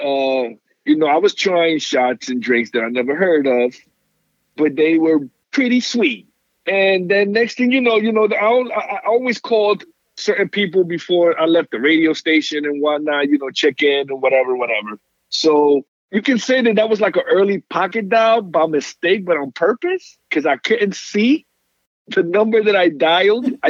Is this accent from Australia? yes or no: no; New York City, New York, United States; moved away; I'm a kid from New York City